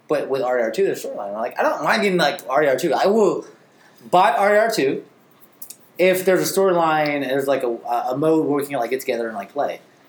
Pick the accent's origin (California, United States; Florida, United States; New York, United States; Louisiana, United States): California, United States; Oakland; as someone born and raised in Oakland